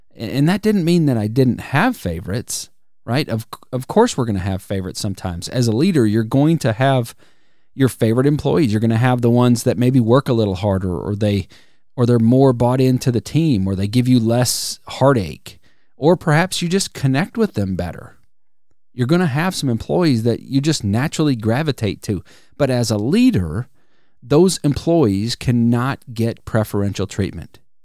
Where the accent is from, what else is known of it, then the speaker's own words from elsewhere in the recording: Wisconsin, United States; now in Alabama, United States; I grew up in Wisconsin